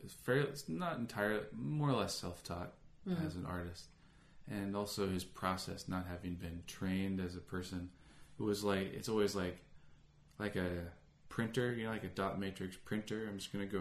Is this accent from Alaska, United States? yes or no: yes; Alaska, United States; now in California, United States; I grew up in Alaska